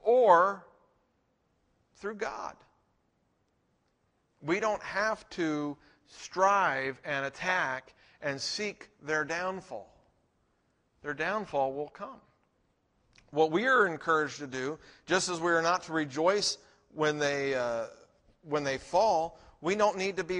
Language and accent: English; United States; we are Americans